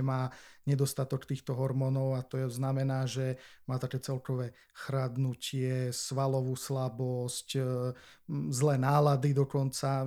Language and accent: Slovak; Martin, Žilina Region, Slovakia; also born or lived in Olomouc, Czech Republic; som z Martina, uh-huh. tak e, nechcel som proste študovať e, doma v Martine.